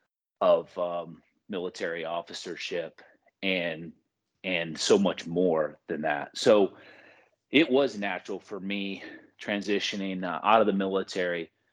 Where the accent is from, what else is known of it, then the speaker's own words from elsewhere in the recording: Michigan, United States; I was born and raised in Michigan